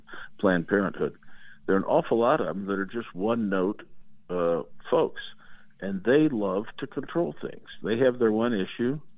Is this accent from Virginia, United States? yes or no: no; Indiana, United States; My home state of Indiana